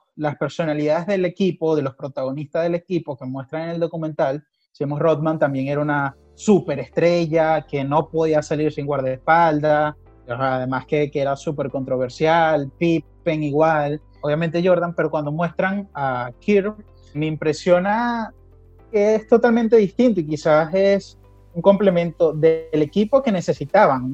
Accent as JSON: {"language": "Spanish", "town": "Barquisimeto", "region": "Lara", "country": "Venezuela", "also_born_or_lived": "Lima, Peru", "moved": "as an adult", "lives_now": "Argentina", "said": "Yo primero salí de Barquisimeto a Lima, a Perú"}